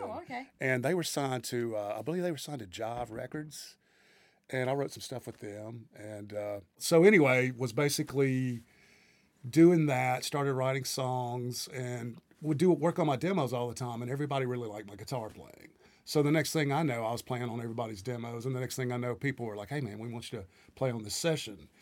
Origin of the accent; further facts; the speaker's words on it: Greenville, Mississippi, United States; moved away as an adult; now in Nashville, United States; I'm from uh, the Mississippi Delta. My hometown is uh, considered to be the birthplace of the blues, Greenville, Mississippi